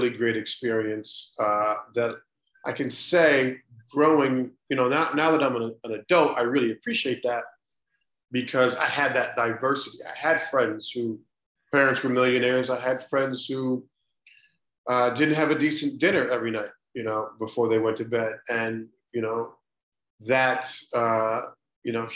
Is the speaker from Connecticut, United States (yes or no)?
no; Cleveland, Ohio, United States; I grew up in Cleveland, Ohio, in an east side suburb